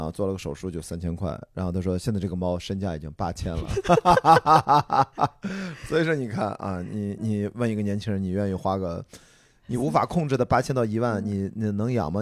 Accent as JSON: {"language": "Chinese", "town": "Qingdao", "region": "Shandong", "country": "China", "tie": "born or raised there", "also_born_or_lived": "Beijing", "moved": "yes", "lives_now": "Shanghai, China", "said": "我小时候发小我很多青岛的朋友"}